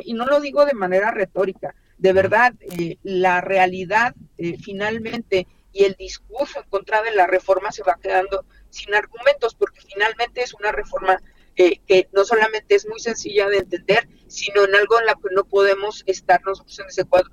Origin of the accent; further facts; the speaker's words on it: Chihuahua, Mexico; yo soy del estado de Chihuahua